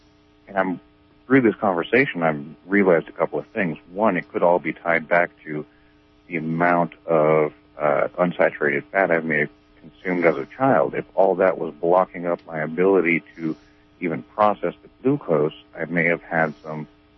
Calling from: Garberville, California, United States; I'm from here in Garberville.

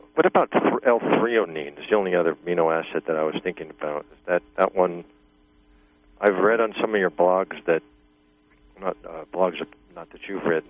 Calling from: Virginia, United States; Okay, I'm from Virginia.

